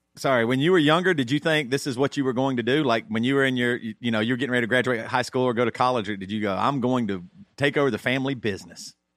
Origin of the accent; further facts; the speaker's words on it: South Carolina, United States; I grew up in South Carolina